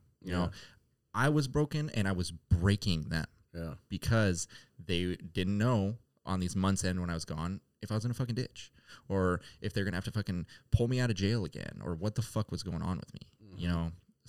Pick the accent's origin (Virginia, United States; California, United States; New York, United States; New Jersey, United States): California, United States; Sacramento; I was from Sacramento, you know what I mean? You gotta stay blinged out there, you know?